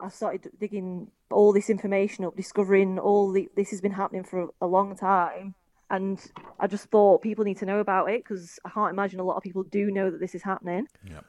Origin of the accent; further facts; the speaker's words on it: Preston, North West England, United Kingdom; also born or lived in Australia; I'm from Preston in Lancashire